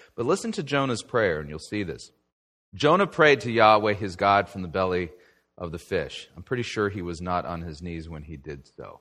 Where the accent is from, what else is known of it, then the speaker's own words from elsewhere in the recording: Southern California, United States; when I was a kid growing up in Southern California